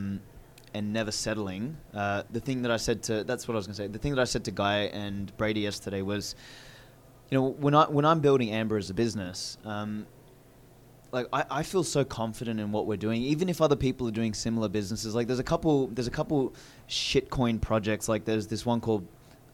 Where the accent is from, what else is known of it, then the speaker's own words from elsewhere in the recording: Australia; accent: Australian; Mine's not too like Australian.